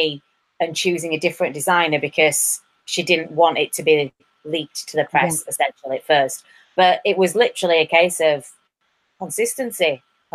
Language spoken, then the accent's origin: English; England, United Kingdom; moved away; also born or lived in Ireland; I'm English